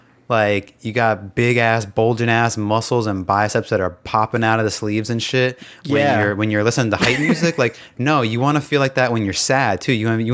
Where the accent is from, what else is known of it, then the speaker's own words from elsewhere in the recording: New Jersey, United States; First of all, I'm from New Jersey.